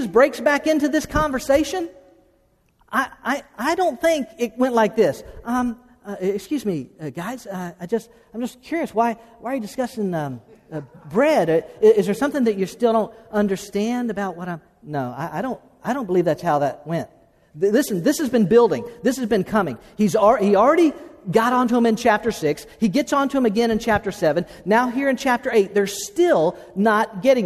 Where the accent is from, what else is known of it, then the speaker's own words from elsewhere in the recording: Okeechobee, Florida, United States; We grew up in Okeechobee, Florida.